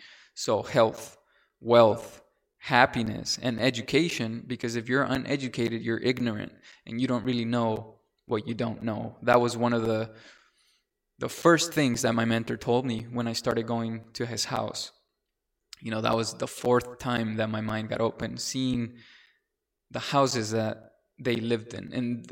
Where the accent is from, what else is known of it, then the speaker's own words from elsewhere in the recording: Mexico; moved away; I came from Mexico. I was selected to a charter school.